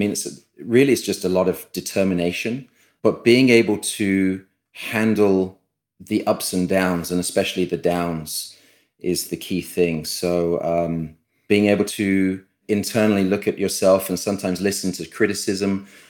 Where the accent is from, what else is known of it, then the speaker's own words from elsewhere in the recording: United Kingdom; born there; Being a British-born player, it's the oldest championship we play for.